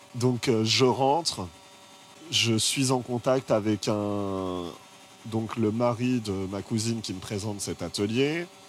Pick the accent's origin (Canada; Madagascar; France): France; Paris, Île-de-France; also born or lived in United States; Je viens de Paris. Je n'ai pas beaucoup bougé